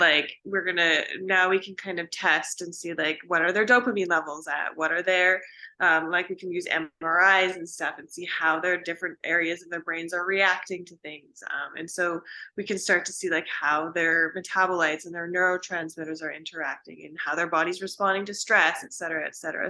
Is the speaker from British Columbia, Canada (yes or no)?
yes; Vancouver, British Columbia, Canada; moved away as an adult; also born or lived in Pacific Northwest; now in Austin, United States; I am from Vancouver, British Columbia in Canada